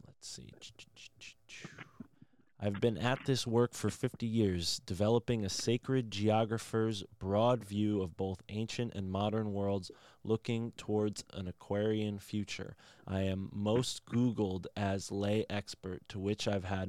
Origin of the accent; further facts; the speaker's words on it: New England, United States; I'm from the New England area.